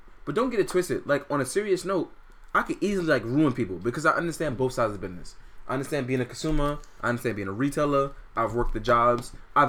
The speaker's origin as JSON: {"language": "English", "town": "New York City", "region": "New York", "country": "United States", "tie": "born or raised there", "said": "I grew up in Fort Greene, the worst neighborhood in Brooklyn."}